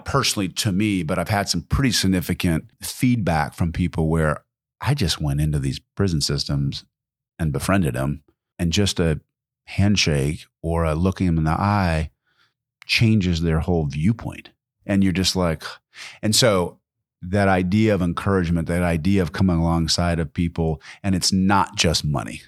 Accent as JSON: {"language": "English", "region": "Pacific Northwest", "country": "United States", "tie": "born or raised there", "also_born_or_lived": "Midwest", "moved": "yes", "said": "I actually grew up in the Pacific Northwest"}